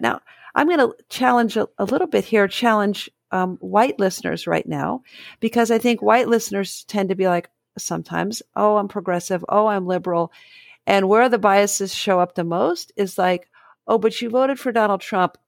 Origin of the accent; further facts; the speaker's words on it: Dayton, Ohio, United States; I grew up in Dayton